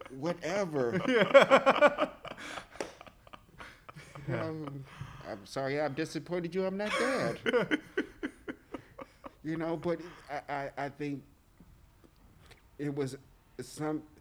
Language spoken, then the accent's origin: English; Texas, United States; I am from Texas, so in the South you keep water in the refrigerator anyway.